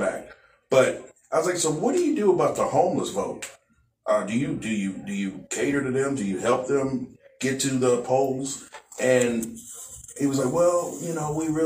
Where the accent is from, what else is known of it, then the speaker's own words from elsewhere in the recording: Kansas City, Missouri, United States; now in Texas, United States; Kansas City, Missouri